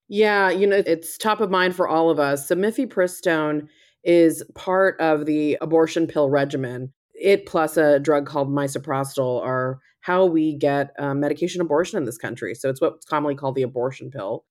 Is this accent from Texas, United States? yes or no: yes; Texas, United States; I'm from Texas